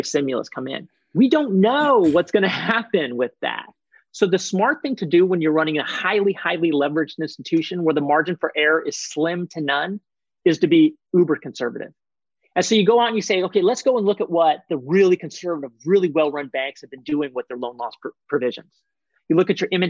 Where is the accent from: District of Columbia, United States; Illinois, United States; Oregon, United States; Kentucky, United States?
Oregon, United States; Portland; my hometown of Portland